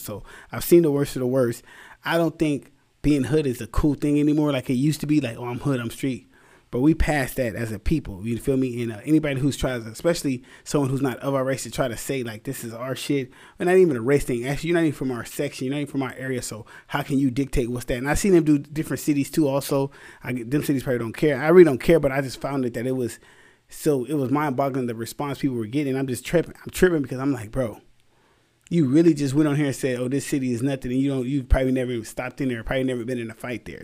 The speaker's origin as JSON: {"language": "English", "town": "Anaheim", "region": "California", "country": "United States", "also_born_or_lived": "Santa Ana, California", "said": "I'm from Santa Ana and Anaheim"}